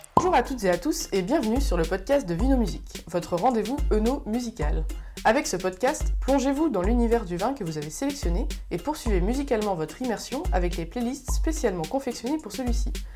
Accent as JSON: {"language": "French", "area": "Anjou", "region": "Pays de la Loire", "country": "France", "also_born_or_lived": "Bordeaux", "said": "je suis originaire de l'Anjou"}